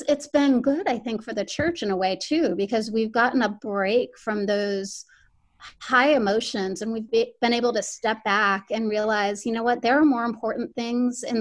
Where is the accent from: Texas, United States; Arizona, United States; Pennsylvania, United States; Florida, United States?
Florida, United States; Miami; moved away as an adult; I'm originally from Miami, Florida. And so all my training for journalism and everything was down there